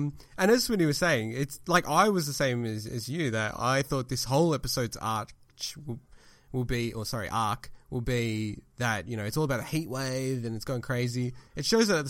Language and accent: English; Melbourne, Victoria, Australia; now in Sydney, Australia; I live in Sydney now, but when I grew up in Melbourne